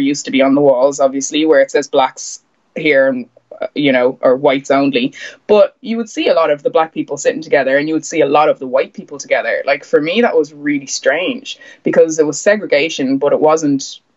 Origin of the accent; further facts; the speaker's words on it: Bray, Leinster, Ireland; also born or lived in Mississippi, United States; I grew up in Bray, and there was probably about four or five people of colour in the whole town